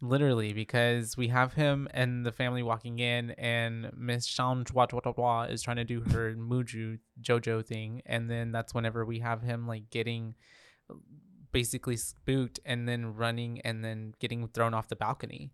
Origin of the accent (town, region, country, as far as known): Texas, United States